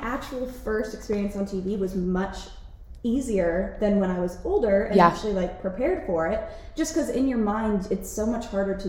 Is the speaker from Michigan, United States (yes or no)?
no; Utah, United States; also born or lived in Los Angeles; I grew up here in Utah